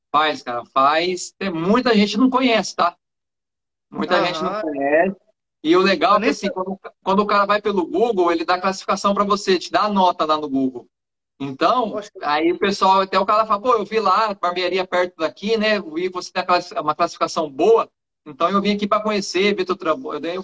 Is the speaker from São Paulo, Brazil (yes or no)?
yes; São José do Rio Preto, São Paulo, Brazil; Eu sou de São José do Rio Preto, interior de São Paulo.